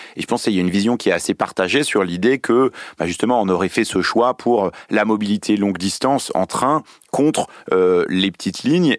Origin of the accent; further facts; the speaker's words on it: Lyon, Auvergne-Rhône-Alpes, France; je suis lyonnais